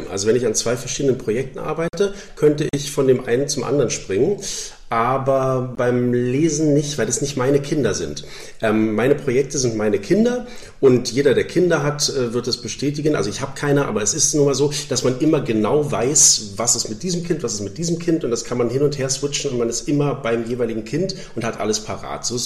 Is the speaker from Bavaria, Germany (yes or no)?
no; Berlin, Germany; dass ich als Berliner halt äh, zu härter stehen würde